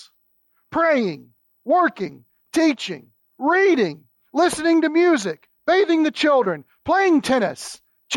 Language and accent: English; Kentucky, United States; accent: Kentucky; my Kentucky accent